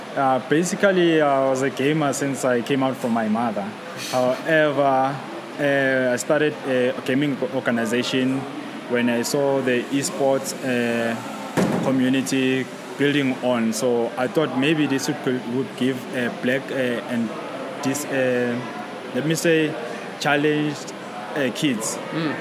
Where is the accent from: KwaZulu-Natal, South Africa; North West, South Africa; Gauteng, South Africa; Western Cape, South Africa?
Gauteng, South Africa; Soweto; now we are here in Maverick, it's in Rivonia, we're from Soweto.